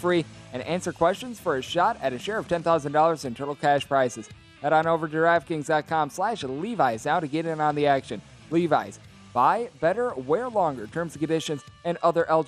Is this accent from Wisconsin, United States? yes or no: yes; Wisconsin, United States; my home state of Wisconsin